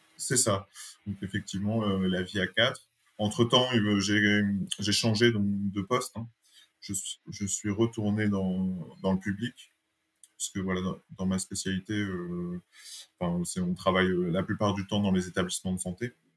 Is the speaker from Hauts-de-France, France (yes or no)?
yes; Dunkirk, Hauts-de-France, France; moved away as an adult; also born or lived in Lille / Paris; now in Dunkirk, France; J'ai passé mon enfance à Dunkerque.